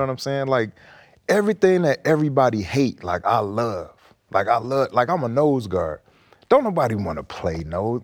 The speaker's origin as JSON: {"language": "English", "town": "Detroit", "region": "Michigan", "country": "United States", "tie": "born or raised there", "said": "I'm from Detroit"}